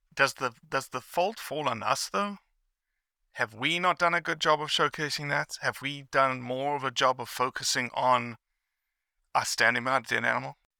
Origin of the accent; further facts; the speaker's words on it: South Africa; I grew up in South Africa